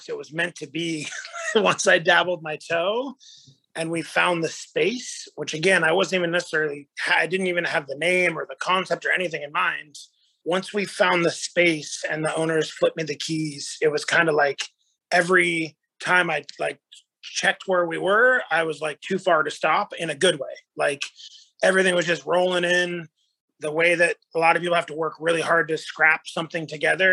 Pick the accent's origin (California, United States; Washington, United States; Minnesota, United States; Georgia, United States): California, United States; Northern; also born or lived in New York; now in Charleston, United States; I'm originally from Northern California